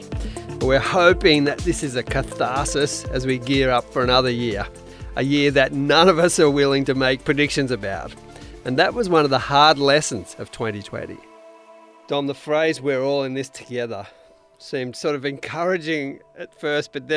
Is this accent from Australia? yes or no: yes; Australia; growing up in Australia, at least in our generation